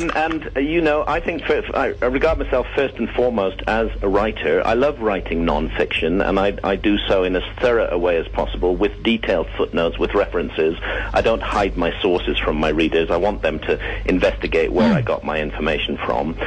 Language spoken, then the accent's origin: English; England, United Kingdom; in my home country, England